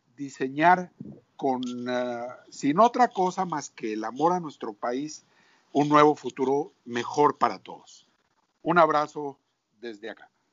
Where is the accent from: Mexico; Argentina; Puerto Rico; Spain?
Mexico; como mexicanos